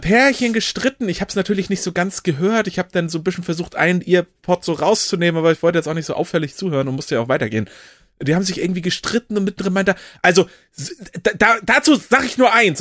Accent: Kiel, Schleswig-Holstein, Germany; gebürtiger Kieler oder Kiel-Regioner

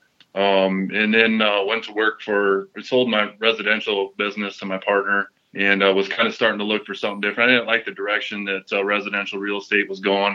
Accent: Cedar Falls, Iowa, United States; Born and raised in Cedar Falls, Iowa

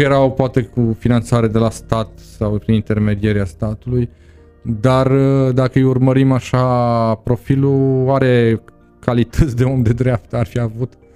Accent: Târgu Mureș, Mureș County, Romania; moved away as an adult; also born or lived in Constanța; am plecat din Târgu Mureș

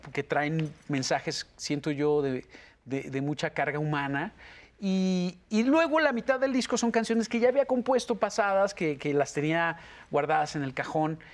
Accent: Mexico City, Mexico; also born or lived in Mérida, Yucatán; de muy chiquito me, trajeron para el DF, entonces pues, mi cultura es más chilanga que otra

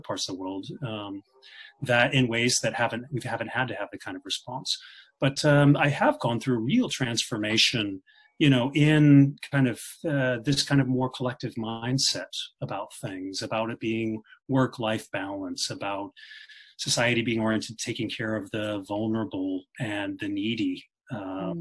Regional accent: Kansas, United States; now in Scandinavia; when I was a child, I grew up in Kansas

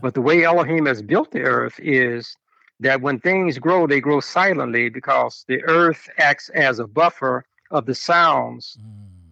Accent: Chicago, Illinois, United States; growing up in Chicago

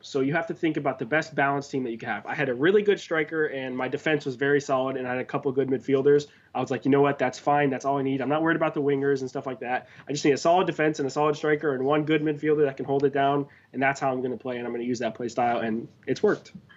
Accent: Miami, Florida, United States; I'm from South Florida. I'm a Miami guy

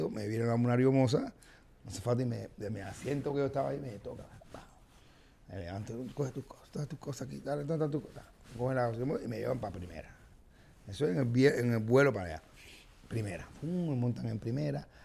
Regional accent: Cuba; moved away as an adult; Pero me salí de Cuba porque yo dije, lo único que yo voy a ver aquí es la degradación de mi carrera porque aquí no hay más oportunidades.

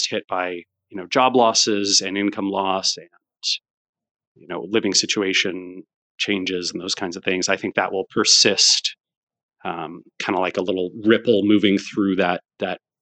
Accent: United States; as an American

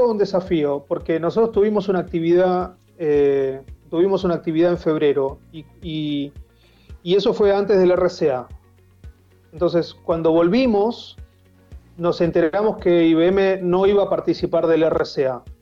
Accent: Tigre, Buenos Aires Province, Argentina; born there; A ver, yo nací en Tigre, iba al Club San Fernando, lo mío era salir al río, yo salía a remar al río.

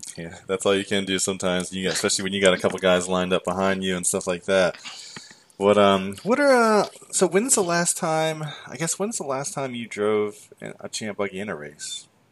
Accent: United States; I grew up in the Delaware Maryland area

